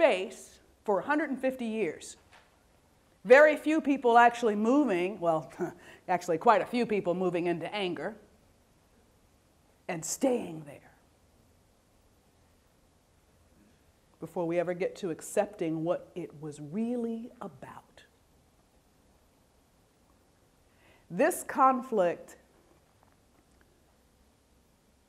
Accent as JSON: {"language": "English", "region": "Virginia", "country": "United States", "tie": "born or raised there", "moved": "yes", "said": "back in my home state of Virginia"}